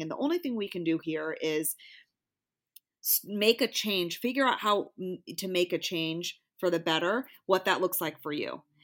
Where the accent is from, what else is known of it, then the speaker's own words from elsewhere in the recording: Bay Area, California, United States; I'm from the Bay Area and I was fortunate, I think, to be in and around a bunch of different races all my life.